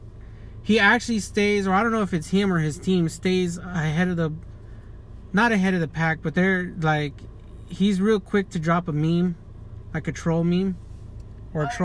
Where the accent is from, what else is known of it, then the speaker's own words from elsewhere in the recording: Fontana, California, United States; I'm from Fontana, California